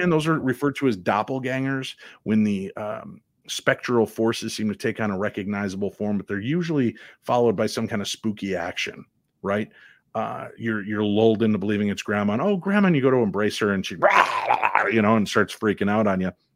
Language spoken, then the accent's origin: English; Illinois, United States; I grew up in Illinois